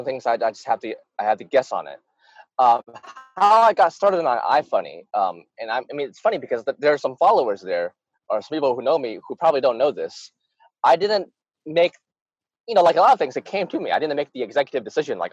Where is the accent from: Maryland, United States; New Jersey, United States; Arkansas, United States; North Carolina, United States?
Arkansas, United States; also born or lived in Utah; I grew up in Arkansas, which is supposed to be a racist state